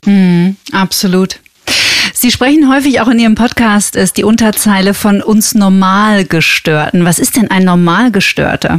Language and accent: German; Germany; bei uns in Deutschland